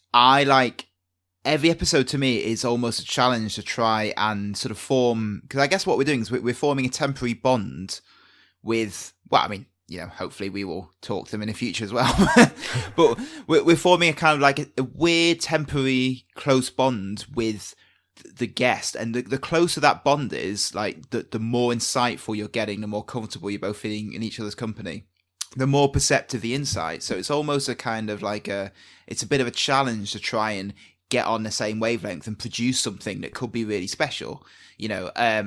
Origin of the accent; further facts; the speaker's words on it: United Kingdom; I'm British.